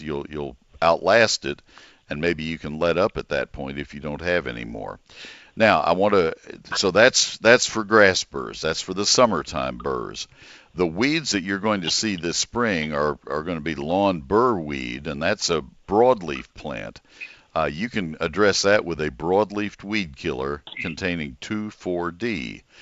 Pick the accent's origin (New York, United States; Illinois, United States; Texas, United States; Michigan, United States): Texas, United States; McKinney; my hometown, McKinney. I broadcast from home